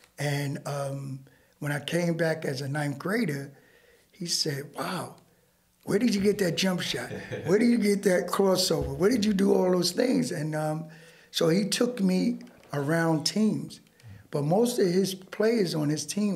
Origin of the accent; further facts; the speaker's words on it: New York City, New York, United States; also born or lived in Brownsville, Brooklyn; I was raised in Bed-Stuy early on in my career.